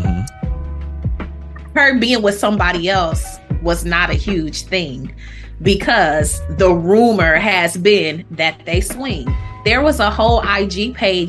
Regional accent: Toledo, Ohio, United States; I'm from Toledo

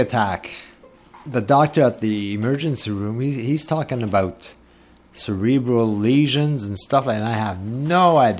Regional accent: Ottawa, Ontario, Canada; also born or lived in Orleans, Ontario; when we moved from Orleans, Ontario to Anvil Acres in 1965.

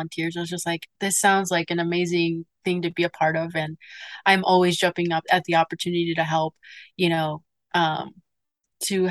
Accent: Arizona, United States; I grew up in Arizona

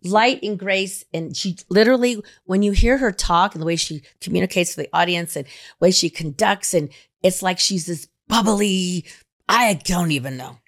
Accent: Reno, Nevada, United States; my hometown

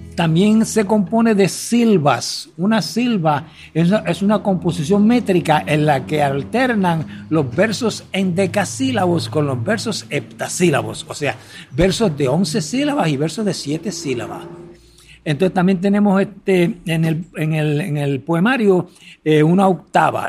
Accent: Lajas, Puerto Rico; llego y entro a las calles de mi pueblo

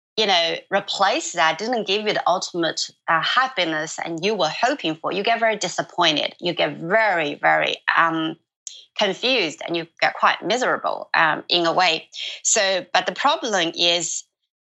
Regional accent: China; moved away; my village, in my hometown

